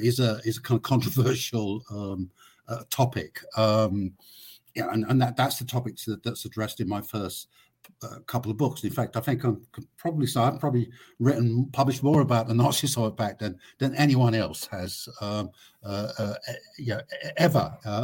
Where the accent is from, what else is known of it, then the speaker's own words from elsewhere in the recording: London, United Kingdom; I grew up in Britain, in London, not so long after the Second World War.